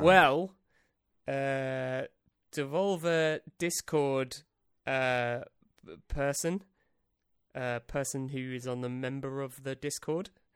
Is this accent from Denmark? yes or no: no; England, United Kingdom; as an English man